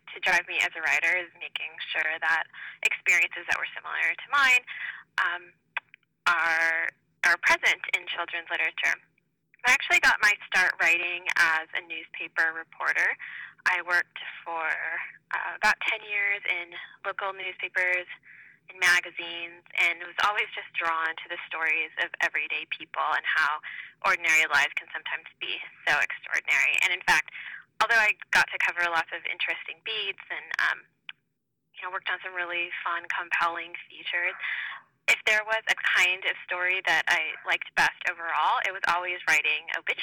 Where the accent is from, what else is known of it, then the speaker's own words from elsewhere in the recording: Southern California, United States; also born or lived in Central Valley, California; I am from California. I grew up in Southern California, but until recently lived in the Central Valley